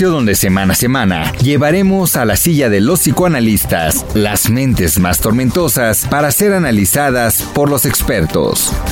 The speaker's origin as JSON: {"language": "Spanish", "country": "Mexico", "said": "que tenemos un liderazgo humano y humanitario para como mexicanos poder enfrentar"}